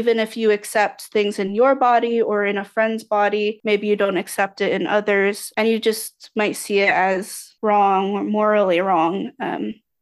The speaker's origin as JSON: {"language": "English", "country": "United States", "tie": "born or raised there", "said": "a person who was raised in the US."}